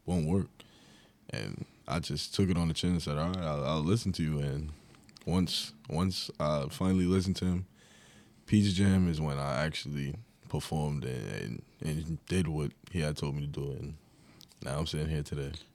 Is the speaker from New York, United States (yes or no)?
yes; Long Island, New York, United States; I was from Long Island